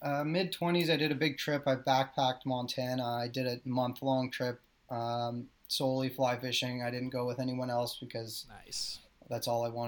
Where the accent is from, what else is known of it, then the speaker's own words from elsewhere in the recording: Snake Island, Ontario, Canada; but I grew up on Snake Island on Lake Simcoe.